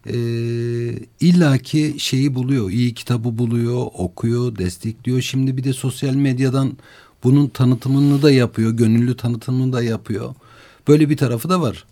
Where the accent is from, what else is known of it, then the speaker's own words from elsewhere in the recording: Malatya, Turkey; ben Malatyalıyım.